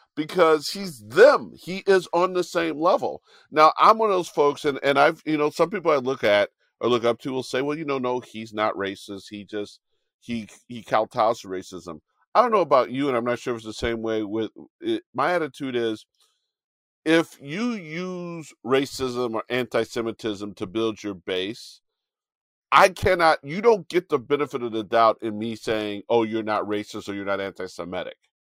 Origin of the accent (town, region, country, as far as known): United States